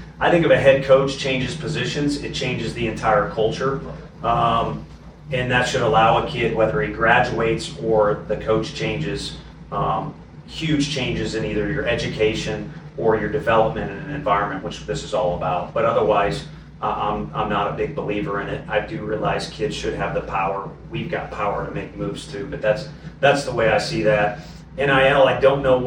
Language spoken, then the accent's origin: English; Midwest, United States; moved away; I'm from the Midwest